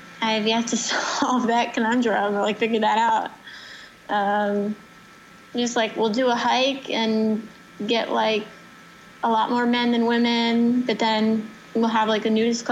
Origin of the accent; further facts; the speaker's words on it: New Jersey, United States; Rock Lodge, that's the club I grew up at in New Jersey